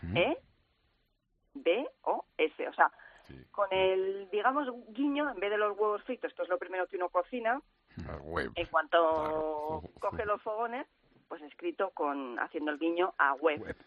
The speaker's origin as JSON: {"language": "Spanish", "town": "Cuenca", "region": "Castilla-La Mancha", "country": "Spain"}